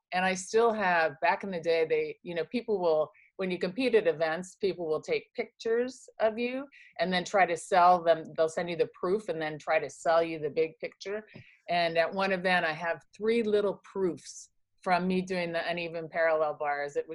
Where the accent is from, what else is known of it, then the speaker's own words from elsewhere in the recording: Kansas and Indianapolis, Indiana, Midwest, United States; moved away; also born or lived in Philadelphia, Pennsylvania; I was born in Philadelphia, but was raised primarily in Kansas City, Kansas, and Indianapolis, Indiana.